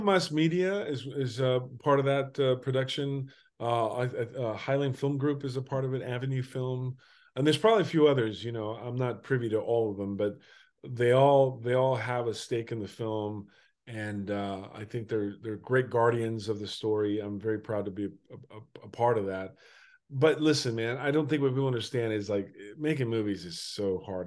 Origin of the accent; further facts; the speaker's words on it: Durango, Mexico; I'm Mexican. I was born in Durango, Durango in nineteen seventy